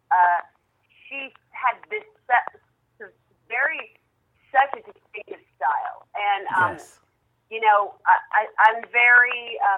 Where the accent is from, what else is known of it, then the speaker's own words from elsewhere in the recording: San Francisco, California, United States; You know, it's really like cause I grew up in San Francisco